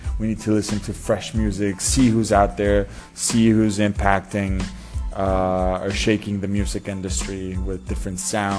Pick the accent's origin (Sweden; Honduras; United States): Honduras; I am originally from Honduras, Central America.